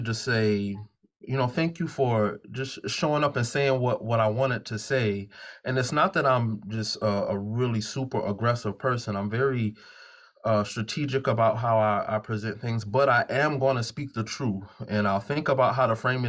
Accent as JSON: {"language": "English", "region": "the South", "country": "United States", "tie": "born or raised there", "also_born_or_lived": "Savannah", "accent": "Southern twang, Gullah Geechee influences", "said": "I could speak with the Southern twang in my accent, the Gullah Geechee influences from that space"}